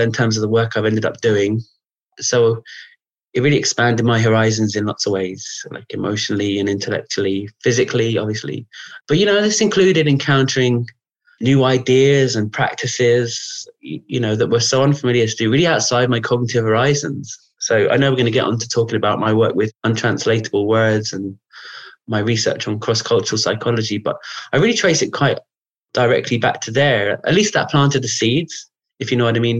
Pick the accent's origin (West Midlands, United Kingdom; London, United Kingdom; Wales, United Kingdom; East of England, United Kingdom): London, United Kingdom; I grew up in London